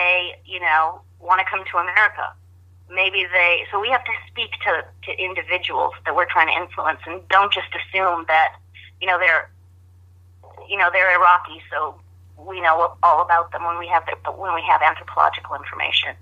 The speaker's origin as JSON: {"language": "English", "country": "United States", "said": "I'm speaking as an American"}